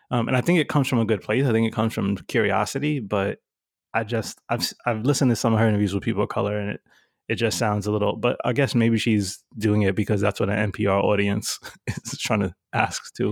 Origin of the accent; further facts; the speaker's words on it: New York City, New York, United States; Growing up in New York City